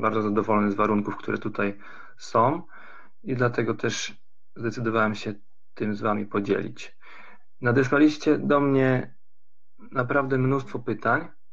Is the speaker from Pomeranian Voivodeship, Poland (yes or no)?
yes; Tricity, Pomeranian Voivodeship, Poland; moved away as an adult; also born or lived in Lund, Sweden; now in Karlskrona, Sweden; Ja sam, y, pochodzę z Trójmiasta